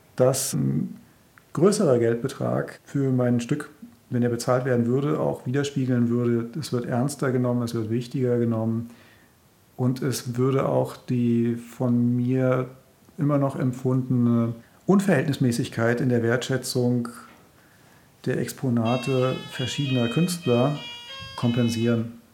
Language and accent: German; Germany; moved away; ich bin ja in der DDR aufgewachsen